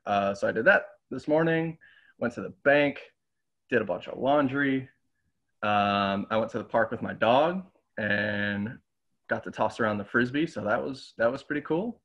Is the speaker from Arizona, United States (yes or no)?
no; Lake Geneva, Wisconsin, United States; also born or lived in Illinois / Green Bay / Milwaukee; I'm actually I'm actually from Illinois uh, originally, but we moved we moved to Lake Geneva when I was like eight, seven or eight years old